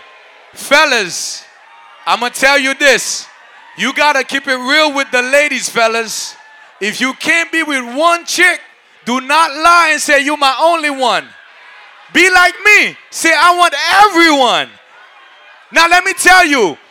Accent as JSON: {"language": "English", "country": "Haiti", "tie": "born or raised there", "moved": "yes", "lives_now": "New York City, United States", "said": "I grew up in Haiti, but my French is not that good anymore."}